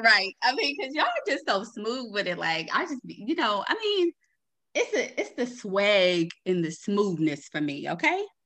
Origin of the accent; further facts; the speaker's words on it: Baltimore, Maryland, United States; I'm from Baltimore, Maryland too